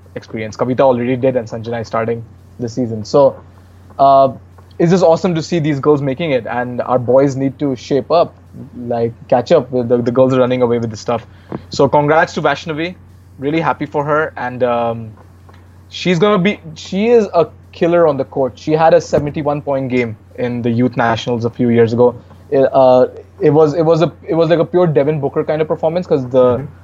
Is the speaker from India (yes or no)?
yes; India; me as an Indian NBA watcher